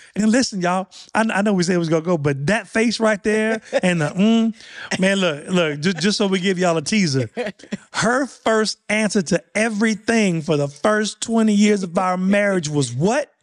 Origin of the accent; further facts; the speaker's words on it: Louisiana, United States; I'm from Louisiana.